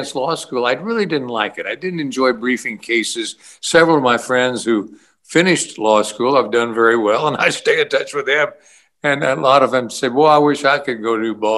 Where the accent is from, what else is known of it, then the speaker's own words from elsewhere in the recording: Kansas, United States; also born or lived in Hays, Kansas / Independence, Kansas / Manhattan, Kansas / Topeka, Kansas; I've lived in several places, but I feel like I have about five hometowns in Kansas